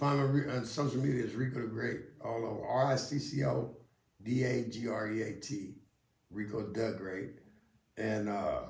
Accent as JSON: {"language": "English", "town": "Berkeley", "region": "California", "country": "United States", "said": "I'm from Berkeley."}